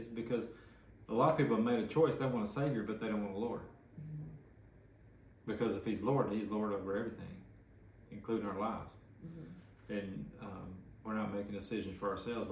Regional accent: West Tennessee, United States; I'm from West Tennessee

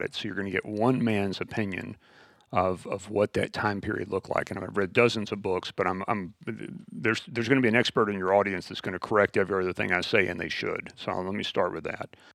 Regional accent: West Texas, United States; born and raised in West Texas

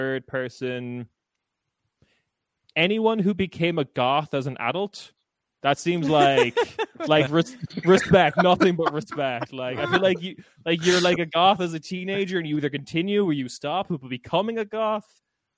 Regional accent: Ireland; accent: Irish; moved away as an adult; also born or lived in Scotland; now in Berlin, Germany; I'm from Ireland. I left Ireland 2015, was in Scotland for a bit, and I came to Berlin in 2018.

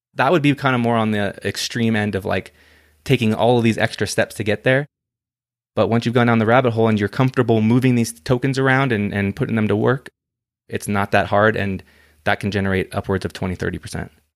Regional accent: United States

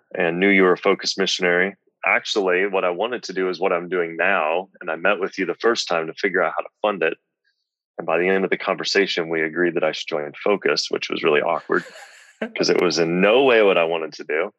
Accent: Lincoln, Nebraska, United States; also born or lived in Omaha; I grew up in Lincoln

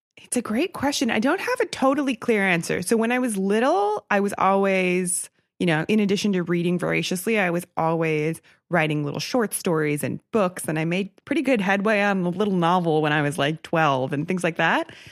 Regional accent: outside of Milwaukee, Wisconsin, United States; I grew up outside of Milwaukee

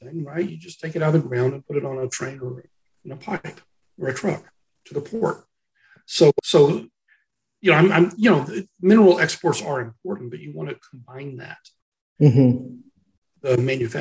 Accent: Texas, United States; as a Texan

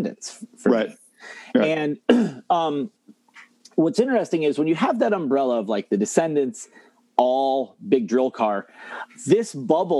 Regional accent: Ohio, United States; I'm from Ohio.

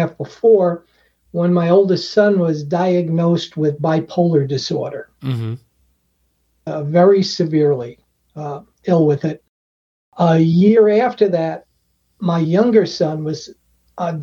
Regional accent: Long Island, New York, United States; Growing up on Long Island

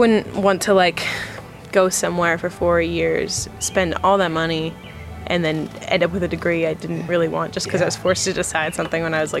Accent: Pittsburgh, Pennsylvania, United States; moved away as an adult; now in Elkins, United States; I grew up in Pittsburgh

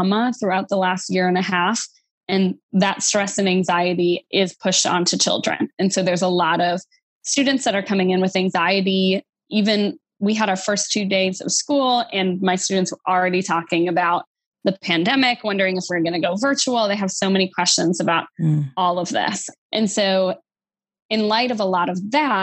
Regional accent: Wisconsin, United States; now in Louisiana, United States; I live in Louisiana, but I'm a transplant to here. I'm from Wisconsin originally

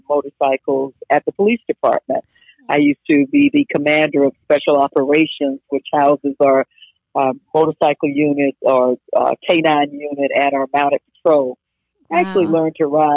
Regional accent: Jacksonville, Florida, United States; I was born and raised in Jacksonville

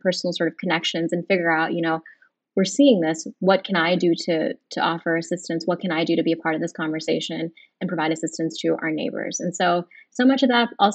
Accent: Monroeville, Pennsylvania, United States; also born or lived in Edgewood, Pennsylvania; I was born in the States and grew up in Monroeville

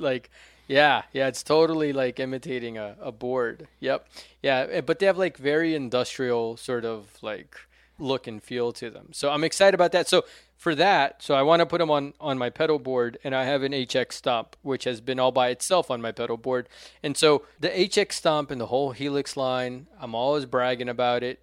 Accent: Brasília, Federal District, Brazil; now in United States; my hometown of Brasilia

